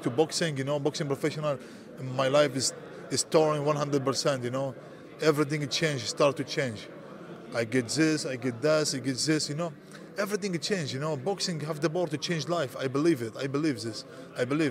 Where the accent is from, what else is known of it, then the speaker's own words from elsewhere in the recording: Syria; English is a second language; moved away as an adult; also born or lived in Greece / Milan, Italy; now in Germany; I come from Syria